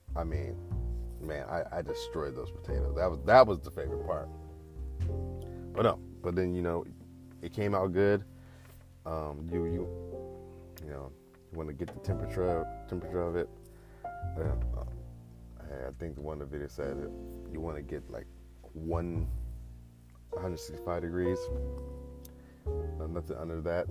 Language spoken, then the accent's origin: English; the Bay Area, California, United States; I'm from the Bay